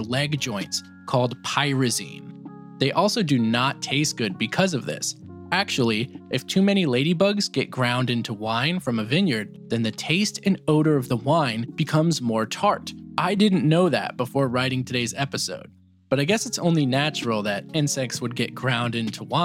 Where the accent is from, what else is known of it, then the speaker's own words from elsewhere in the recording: United States; I was also taught as an American